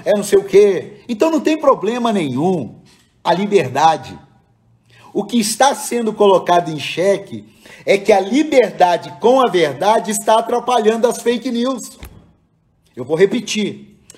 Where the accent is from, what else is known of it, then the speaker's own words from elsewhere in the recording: Cruzeiro, São Paulo, Brazil; moved away; lá na minha cidade de Cruzeiro